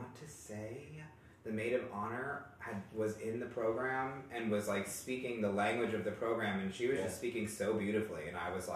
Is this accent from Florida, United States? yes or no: no; New York, United States; now in Greenwood, United States; I'm from New York, and I was raised in such a beautiful household